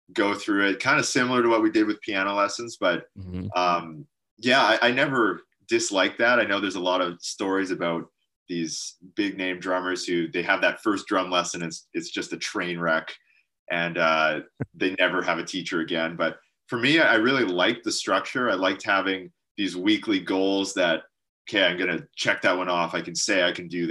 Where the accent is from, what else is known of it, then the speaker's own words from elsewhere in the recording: Chilliwack, British Columbia, Canada; In a town called Chilliwack, which is about an hour from Vancouver.